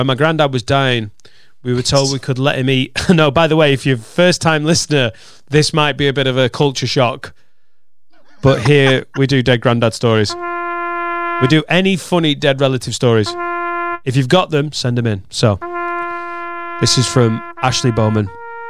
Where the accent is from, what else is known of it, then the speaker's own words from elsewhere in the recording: Wales, United Kingdom; Now, we're from Wales, and my mate has a very non-Welsh name.